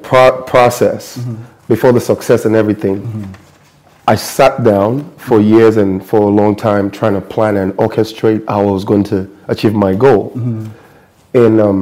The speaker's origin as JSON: {"language": "English", "country": "United States", "said": "And I'm not fully black American, so I'm Nigerian American."}